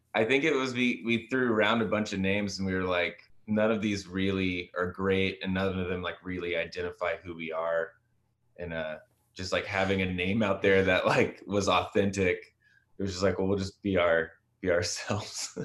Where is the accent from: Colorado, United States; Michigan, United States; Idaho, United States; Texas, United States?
Texas, United States; I grew up in Texas